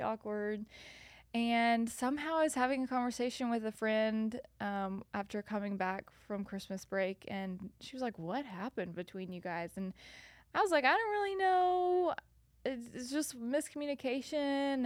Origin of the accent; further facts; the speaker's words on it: north of Nashville, Tennessee, United States; moved away as an adult; also born or lived in South Carolina / Louisiana; now in Chattanooga, United States; I was born in South Carolina, lived in Louisiana, and then have lived, um, north of Nashville for the rest of the time